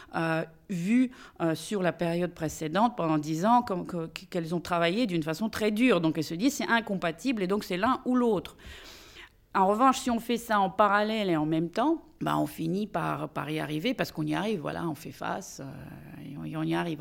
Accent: Russia; now in France; en tant que russe

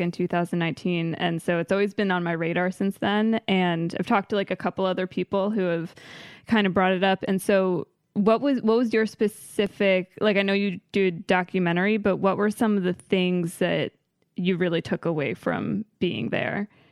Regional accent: Maryland, United States; born or raised there; moved away

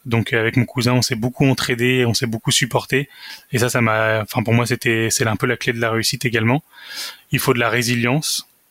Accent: Saint-Étienne, Auvergne-Rhône-Alpes, France; moved away as an adult; also born or lived in Versailles; now in Lyon, France; je suis né à Versailles, euh, j'ai trois frères et une sœur, et j'ai vécu la plupart du temps à Saint-Étienne, là où j'y ai fait également mes études

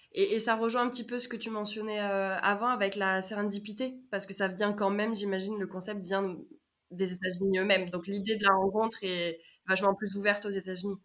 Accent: France; en tant que Français

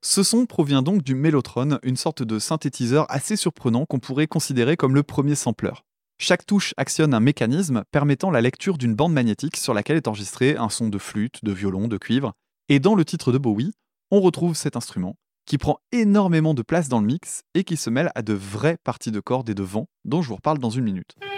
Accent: France; en tant que français

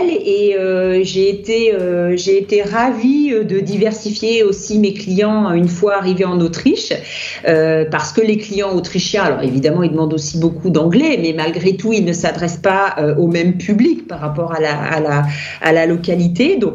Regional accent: France; now in Austria; Moi, je suis française et je continue à traduire

